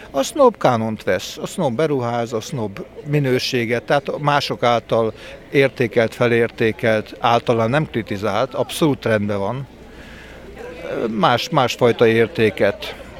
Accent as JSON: {"language": "Hungarian", "town": "Veszprém", "region": "Veszprém County", "country": "Hungary", "tie": "born or raised there", "also_born_or_lived": "Balatonalmádi", "said": "Hát 1952-ben születtem, életlenül Veszprémbe, és onnan járunk Almádiba, tehát az egész környéket lakom, élem"}